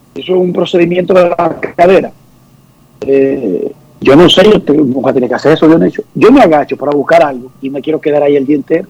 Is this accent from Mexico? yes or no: no; Herrera, Distrito Nacional, Dominican Republic; yo soy de Herrera